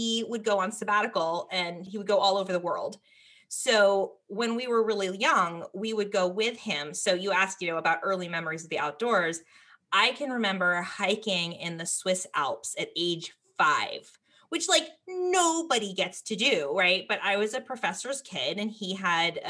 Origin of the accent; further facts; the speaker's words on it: Berkeley, California, United States; I grew up in Berkeley, California